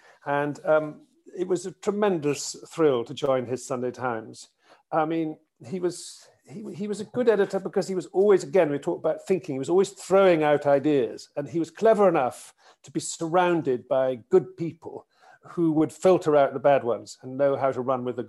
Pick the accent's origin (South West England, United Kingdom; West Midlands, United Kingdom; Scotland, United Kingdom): Scotland, United Kingdom; Pitlochry; moved away as an adult; also born or lived in Aberdeen / London / Newcastle; having grown up in Pitlochry and gone to school at Gordonstoun and then St Andrews, I wound up in Aberdeen